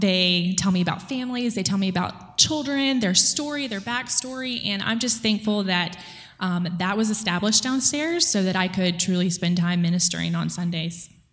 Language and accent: English; Irmo, South Carolina, United States; I was raised in Irmo, South Carolina, which is close to Columbia